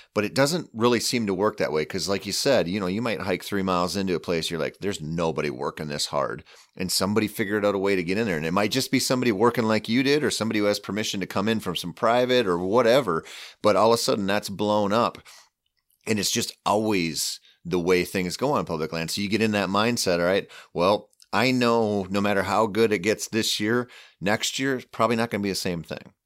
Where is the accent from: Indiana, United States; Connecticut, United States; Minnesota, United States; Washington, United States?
Minnesota, United States; southeastern; I grew up hunting southeastern Minnesota